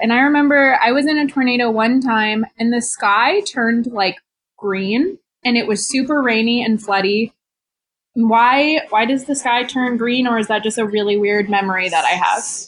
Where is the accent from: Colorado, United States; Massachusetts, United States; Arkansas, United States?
Colorado, United States; Denver; I grew up in Denver, Colorado